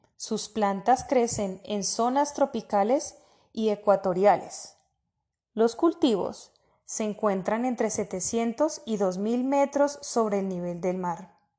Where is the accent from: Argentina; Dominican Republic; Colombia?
Colombia; los colombianos pedimos